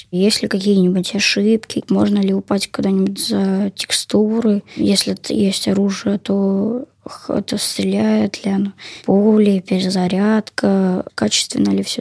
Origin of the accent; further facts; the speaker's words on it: Saint Petersburg, Russia; Я из Санкт-Петербурга, живу я в поселке Осиновая